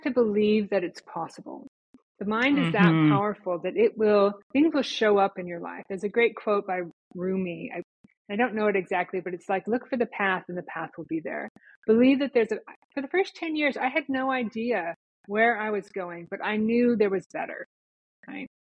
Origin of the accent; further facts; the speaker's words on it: Rapid City, South Dakota, United States; moved away as an adult; also born or lived in Minneapolis / New York City area; I went from my hometown in the Black Hills of South Dakota to Minneapolis and beyond.